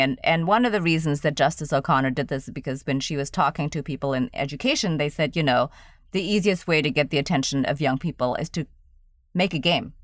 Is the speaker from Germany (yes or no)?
yes; Germany; also born or lived in Indonesia; now in United States; I grew up in Germany, so I speak German